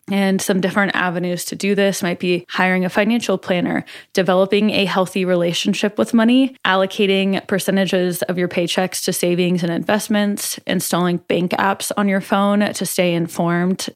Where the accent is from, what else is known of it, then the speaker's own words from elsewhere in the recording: Omaha, Nebraska, United States; in Omaha, in my hometown